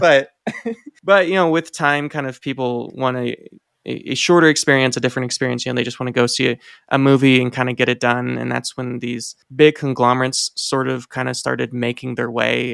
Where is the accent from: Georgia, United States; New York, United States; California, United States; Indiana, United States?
Indiana, United States; now in Reno, United States; Growing up in Indiana